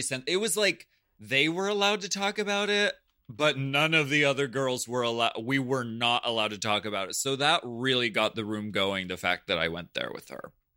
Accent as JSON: {"language": "English", "region": "Pennsylvania", "country": "United States", "said": "I'm from Pennsylvania. That, that's our natural speaking voice"}